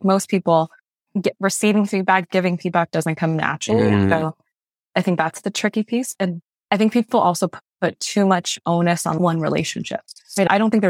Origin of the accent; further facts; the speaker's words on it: Malaysia; born there; I'm a first generation immigrant. I was born in Malaysia, youngest of five kids.